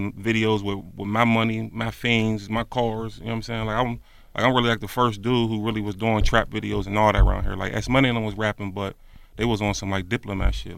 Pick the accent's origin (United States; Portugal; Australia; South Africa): United States; I'm from the West Side.